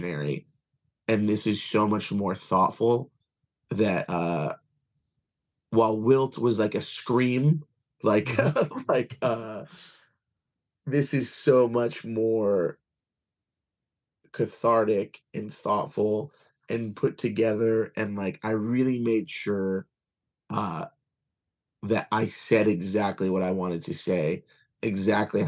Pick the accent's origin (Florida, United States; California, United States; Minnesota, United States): Florida, United States; Kissimmee; also born or lived in Long Island, New York; I'm originally from Long Island, but I grew up in Kissimmee.